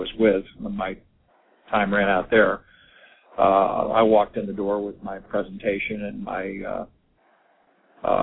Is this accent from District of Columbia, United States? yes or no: yes; Washington, District of Columbia, United States; moved away as an adult; also born or lived in West Coast; now in Annapolis, United States; my hometown of Washington, D.C.